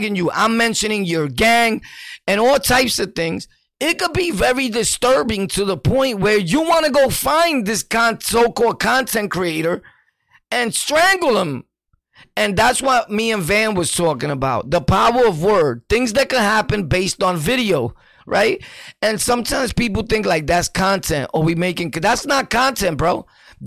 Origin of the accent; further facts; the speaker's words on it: New York City, New York, United States; I was born and raised in Sunset? Sunset. A.K.A. Gunset.